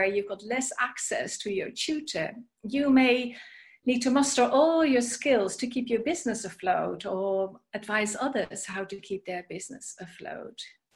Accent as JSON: {"language": "English", "country": "Netherlands", "moved": "yes", "said": "You may have heard from my accent or my name that I am originally from the Netherlands"}